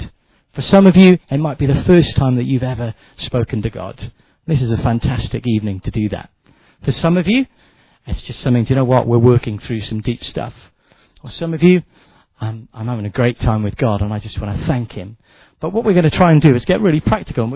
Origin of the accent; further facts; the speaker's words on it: Wales, United Kingdom; I'm a Welshman